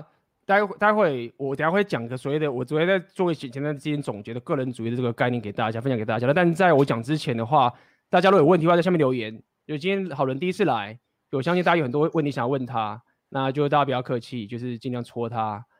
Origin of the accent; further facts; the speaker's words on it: Taiwan; 就是因为我他妈我是台湾人的男生，所以我有一个所谓的台湾男男生的义务